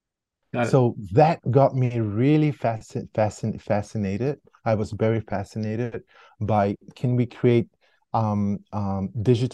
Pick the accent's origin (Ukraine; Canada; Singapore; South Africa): Singapore; moved away as an adult; now in Switzerland; I grew up in Singapore